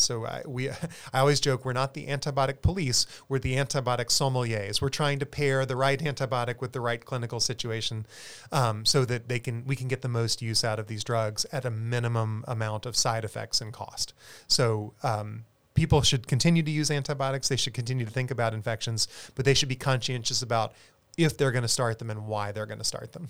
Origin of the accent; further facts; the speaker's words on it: South Carolina, United States; now in San Antonio, United States; I'm a South Carolinian originally